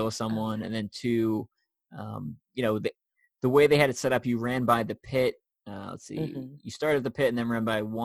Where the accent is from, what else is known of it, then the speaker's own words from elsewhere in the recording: New York, United States; I'm from New York